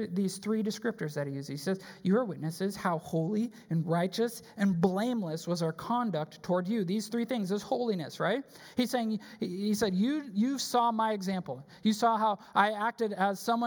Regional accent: Wisconsin, United States; also born or lived in Chicago; now in Texas, United States; I grew up in Wisconsin.

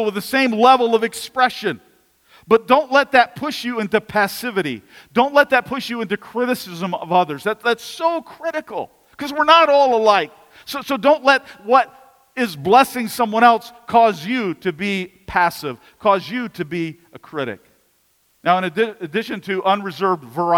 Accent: United States

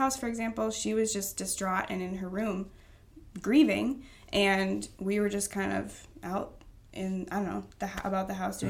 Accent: Baraboo, Wisconsin, United States; I grew up in Baraboo.

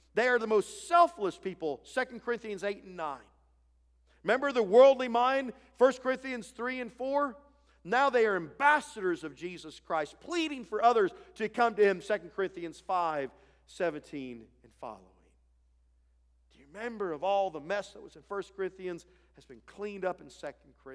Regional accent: Ohio, United States; moved away as an adult; I grew up in Ohio

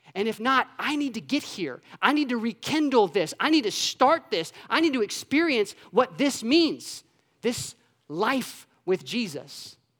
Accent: Orlando, Florida, United States; I grew up in Orlando, Florida

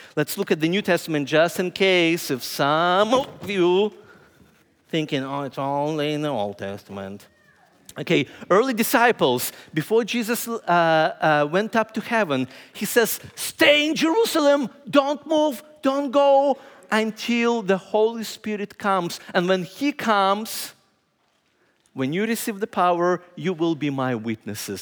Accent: Ukraine; moved away as an adult; also born or lived in Indianapolis, United States; now in Lancaster, United States

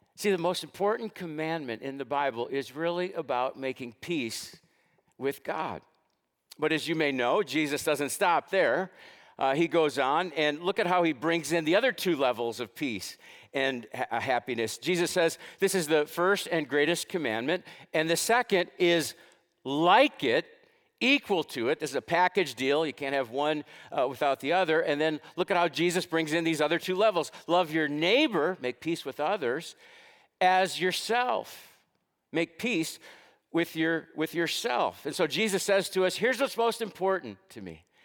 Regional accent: United States; I was born into this country of the United States.

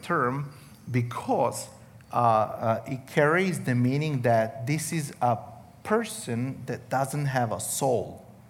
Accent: Serbia; accent: Australian; English is a second language; I come from Serbia. I am a Roma. I'll explain that later a little bit. In case you're confused, I have a little bit of the Australian accent, so that's going to kick in.

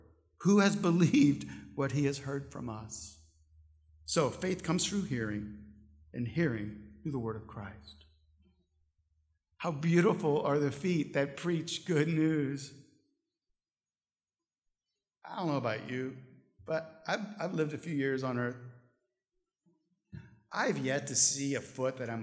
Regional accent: St. Louis, Missouri, United States; I'm from St. Louis

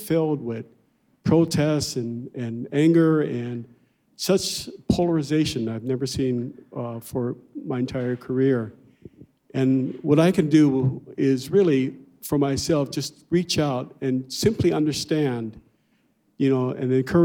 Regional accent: Los Angeles, California, United States; we moved to a much poorer neighborhood, and we grew up near South Central

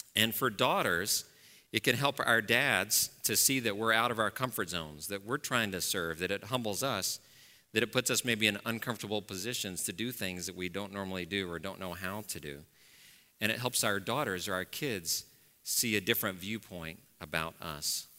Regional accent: Dallas, Texas, United States; moved away; I grew up in Dallas, as I said, uh, so, and I grew up in a very, uh, wealthy and white part of Dallas, Texas

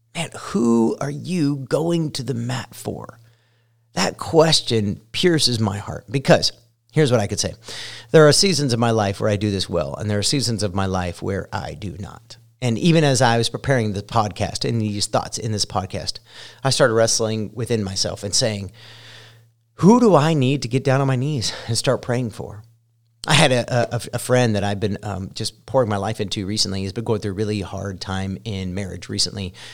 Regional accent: Ohio, United States; moved away as an adult; also born or lived in Colorado; now in Indiana, United States; I spent the first, uh, I don't know, twenty three years of my life in Ohio, and I identify more as a Buckeye

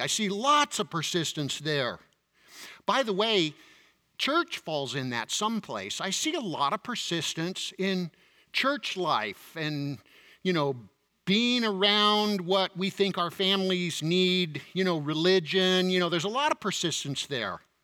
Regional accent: United States

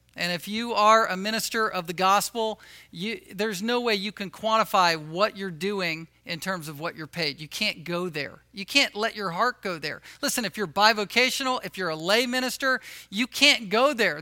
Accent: Virginia Beach, Virginia, United States; moved away; where I grew up in Virginia, Virginia Beach

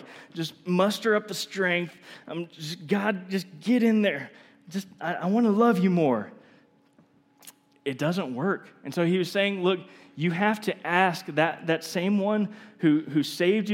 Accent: Texas, United States; I'm from Texas

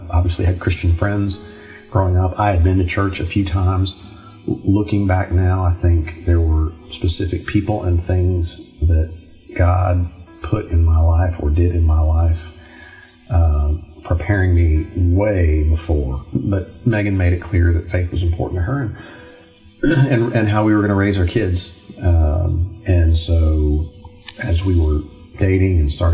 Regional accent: Dallas, Texas, United States; moved away; grew up over in Dallas

